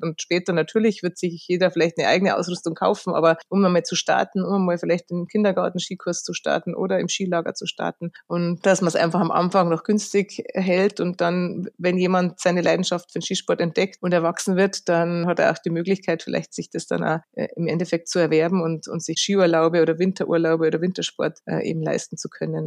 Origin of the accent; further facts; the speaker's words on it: Lenggries, Bavaria, Germany; daheim am Braneck in Lengries beim Skifahren oder sonst, wenn es irgendwie geht, da am Berg, weil es einfach meine Heimat ist